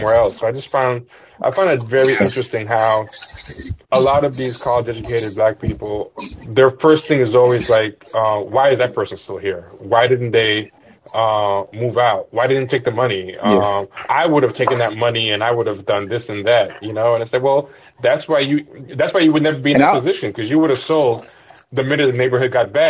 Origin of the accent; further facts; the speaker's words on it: New York City, New York, United States; also born or lived in Bed-Stuy, Brooklyn; I was in Queens